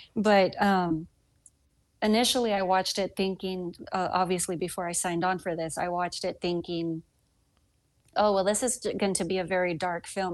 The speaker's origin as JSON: {"language": "English", "area": "the South", "region": "Southern United States", "country": "United States", "accent": "Southern", "said": "my Southern accent just got thicker"}